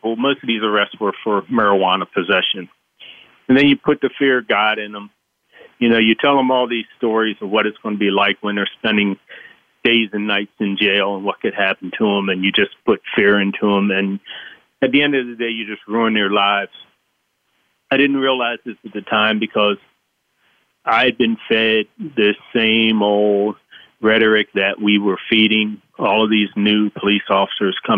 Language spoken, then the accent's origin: English; Baltimore, Maryland, United States; I was raised in Baltimore